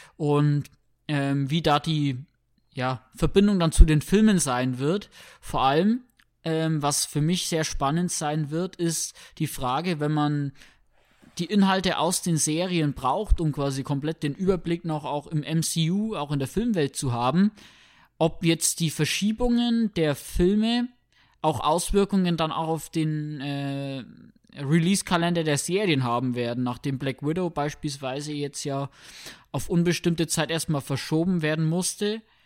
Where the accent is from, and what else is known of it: Germany